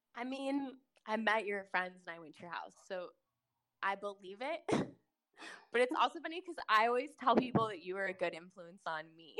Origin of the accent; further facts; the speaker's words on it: Kansas City, Missouri, United States; Kansas City is a city that is both in Missouri and Kansas, and I specifically am from the Missouri side